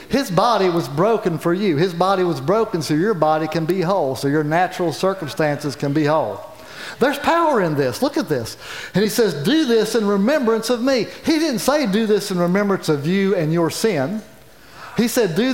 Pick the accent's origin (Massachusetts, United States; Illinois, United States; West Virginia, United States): West Virginia, United States; county next to Bluefield; moved away; I grew up in the county next door to Bluefield.